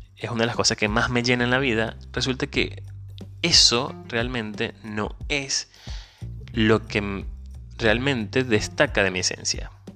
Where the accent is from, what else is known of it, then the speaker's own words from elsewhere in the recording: Venezuela; moved away; Soy venezolano, inmigrante